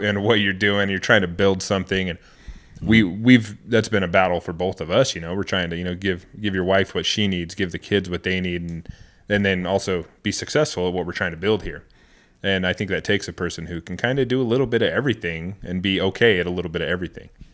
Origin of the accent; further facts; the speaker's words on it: Idaho, United States; coming from Idaho, we're both born and raised in Idaho, man, it's totally different world.